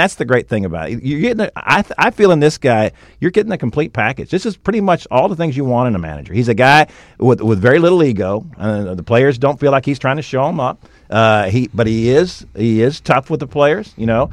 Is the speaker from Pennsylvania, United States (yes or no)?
no; Houston, Texas, United States; also born or lived in Dallas, Texas / Pasadena, Texas; I went to Pasadena schools. I'm from Houston